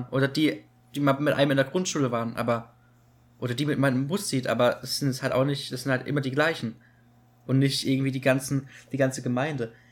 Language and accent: German; Cologne, North Rhine-Westphalia, Germany; ja, okay, ich komme aus Köln.